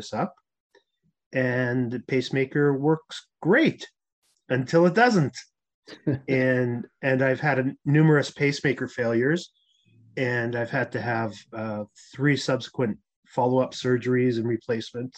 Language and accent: English; Winnipeg, Manitoba, Canada; moved away as an adult; also born or lived in Toronto; I'm a typical Canadian. I grew up in Winnipeg, Manitoba.